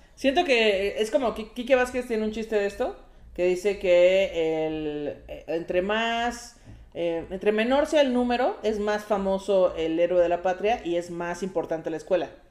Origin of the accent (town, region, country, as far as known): Coacalco, State of Mexico, Mexico; born or raised there